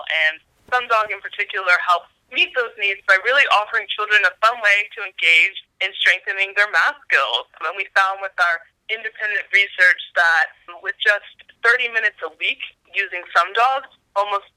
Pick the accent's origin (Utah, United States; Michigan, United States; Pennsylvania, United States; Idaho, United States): Pennsylvania, United States; outside Philadelphia; moved away; also born or lived in Rwanda / Washington DC; I grew up outside Philly and grew up in a family that really values education.